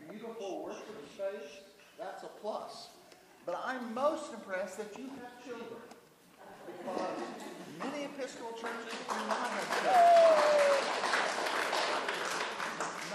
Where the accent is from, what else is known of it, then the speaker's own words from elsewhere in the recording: Oklahoma, United States; accent: Oklahoma; also born or lived in Dallas; now in North Dakota, United States; my accent's from Oklahoma.